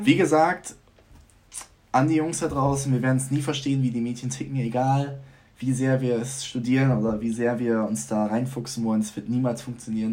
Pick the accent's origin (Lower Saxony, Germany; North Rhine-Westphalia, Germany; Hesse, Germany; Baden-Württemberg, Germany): Lower Saxony, Germany; Vechta; moved away as an adult; now in Groningen, Netherlands; ich komme aus Fechter, da wohnen 32.000 ja, Leute.